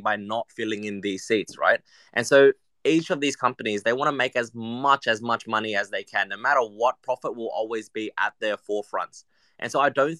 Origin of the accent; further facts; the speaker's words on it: Vietnam; moved away; my home country of Vietnam